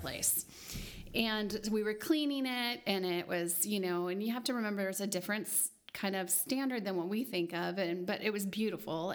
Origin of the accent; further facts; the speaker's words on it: United States; we as American Christians